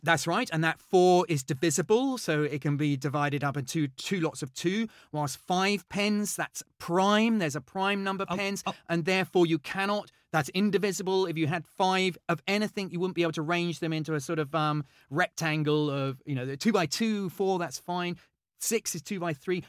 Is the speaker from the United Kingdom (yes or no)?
yes; Henley-on-Thames, South East England, United Kingdom; also born or lived in London; I grew up in, in Henley. I was born in London, uh, but we moved to Oxfordshire